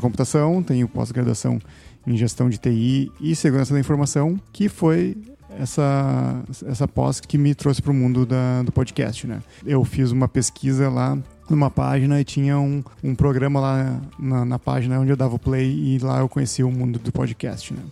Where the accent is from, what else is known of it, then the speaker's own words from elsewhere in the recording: Taquara, Rio Grande do Sul, Brazil; now in Sapiranga, Brazil; Eu nasci na cidade de Taquara, no Rio Grande do Sul, e resido na cidade de Sapiranga